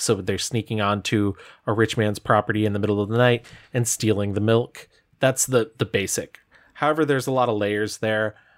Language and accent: English; Adirondack Mountains, Northern New York, United States; I was from bumblefuck north, uh, like Adirondack Mountains